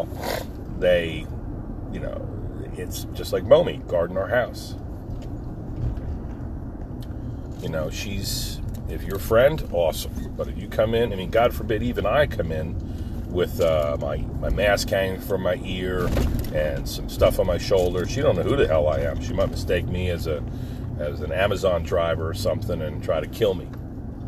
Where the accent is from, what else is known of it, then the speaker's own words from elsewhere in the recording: New Jersey, United States; moved away; my buddies I grew up with in Jersey